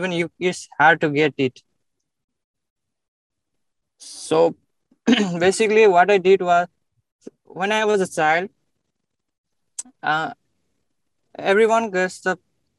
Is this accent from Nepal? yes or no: yes; Bharatpur, Bagmati, Nepal; moved away as an adult; now in Dubai, United Arab Emirates; I was born in Nepal, yeah.